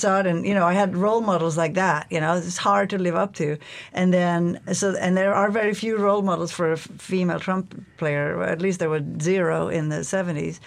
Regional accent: Norway; English is a second language; also born or lived in Toronto, Canada / London, England; now in Alaska, United States; I'm from Norway originally

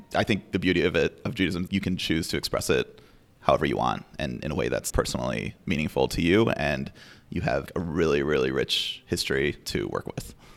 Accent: Chicago, Illinois, United States; moved away as an adult; now in Anchorage, United States; I'm from Chicago. And when I was growing up, I played competitive chess

